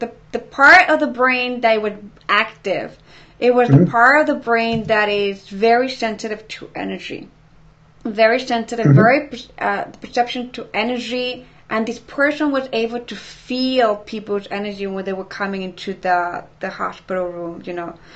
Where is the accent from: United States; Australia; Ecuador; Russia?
Ecuador; moved away; I'm from Ecuador